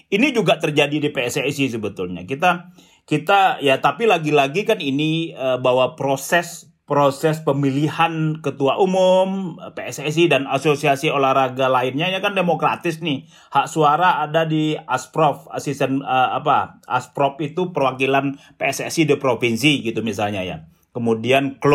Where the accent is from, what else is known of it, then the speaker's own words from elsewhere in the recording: Padang, West Sumatra, Indonesia; Semen Padang itu klub sepak bola kampung saya Lisa